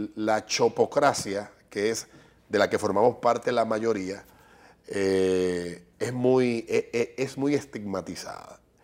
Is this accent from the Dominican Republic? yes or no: yes; Dominican Republic; somos dominicanos